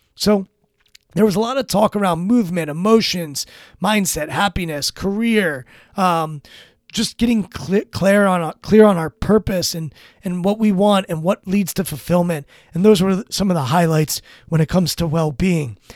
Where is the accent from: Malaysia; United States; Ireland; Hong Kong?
United States; Washington, District of Columbia; I'm born and raised in Washington, D C, in this area